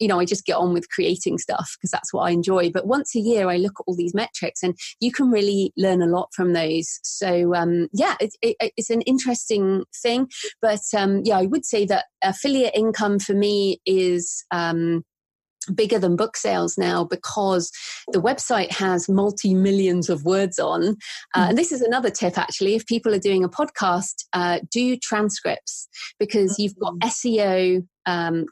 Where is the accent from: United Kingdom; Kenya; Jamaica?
United Kingdom; England; I'm very English.